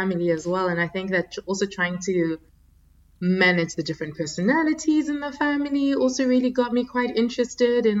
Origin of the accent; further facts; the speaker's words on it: South Africa; also born or lived in Democratic Republic of the Congo; now in Abu Dhabi, United Arab Emirates; I was born in the Democratic Republic of Congo, so in the DRC in Central Africa. And in the early 90s, our family moved to South Africa